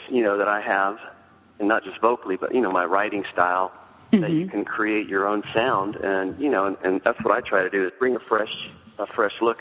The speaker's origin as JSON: {"language": "English", "region": "the South", "country": "United States", "also_born_or_lived": "New York / Los Angeles / Florida", "moved": "as an adult", "said": "I'm from the South"}